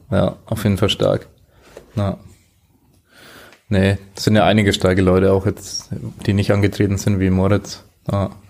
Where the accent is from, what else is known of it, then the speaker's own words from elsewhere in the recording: Germany; now in Vienna, Austria; Vor allem für mich dann Draufsicht als Deutscher. Ja, finde es hier ziemlich cool in Wien, was da dann geht.